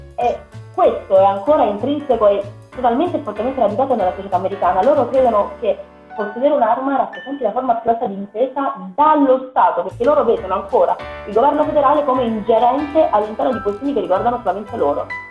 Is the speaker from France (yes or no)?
no; Pescara, Abruzzo, Italy; a Pescara, per, per dirti quelle che so io della mia città, sono 130 sezioni, sono 110.000 abitanti